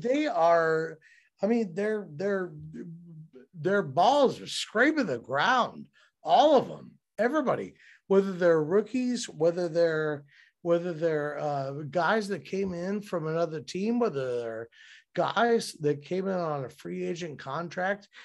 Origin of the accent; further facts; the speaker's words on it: Cincinnati, Ohio, United States; I'm from Cincinnati.